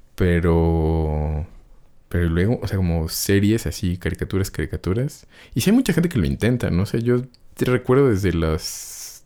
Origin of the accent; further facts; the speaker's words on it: Mexico; como mexicanos